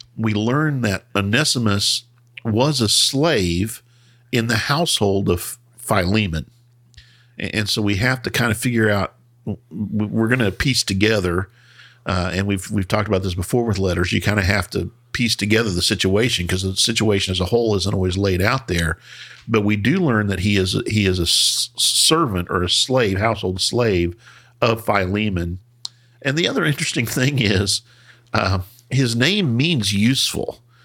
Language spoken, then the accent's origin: English; United States; we're American